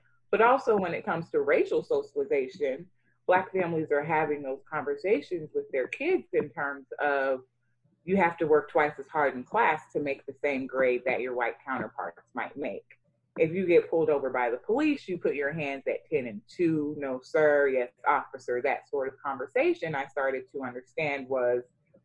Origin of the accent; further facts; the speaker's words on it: United States; also born or lived in Sierra Leone; what it meant to be an African child growing up in America